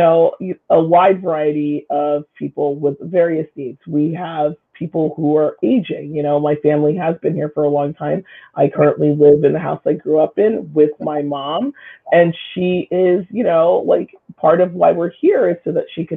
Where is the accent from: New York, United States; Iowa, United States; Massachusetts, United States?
New York, United States; Katonah; growing up in Katona was really, truly a highlight, for me. So much so that I actually returned to the community to raise my own daughter